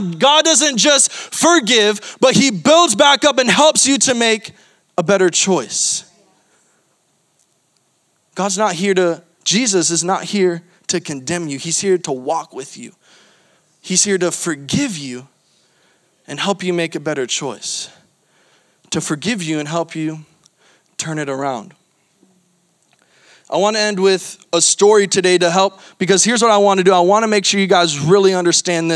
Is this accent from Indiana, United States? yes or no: no; Florida, United States; I'm from Florida